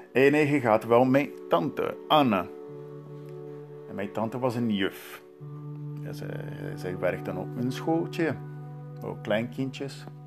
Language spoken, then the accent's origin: Dutch; Santos, São Paulo, Brazil; Dutch is a second language; moved away; in mijn geboortestad Santos